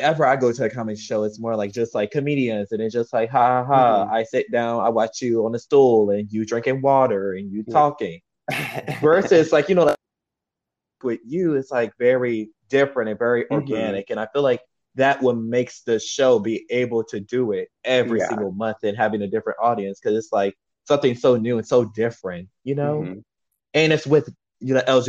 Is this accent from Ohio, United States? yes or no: no; New Orleans, Louisiana, United States; I'm actually from New Orleans